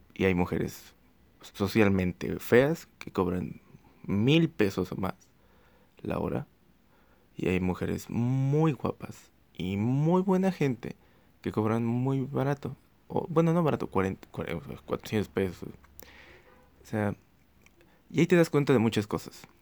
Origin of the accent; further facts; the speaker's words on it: Xalapa, Veracruz, Mexico; en Jalapa, Veracruz, Jalapa, Veracruz. Este, ya la dije, ya dije la ciudad de donde soy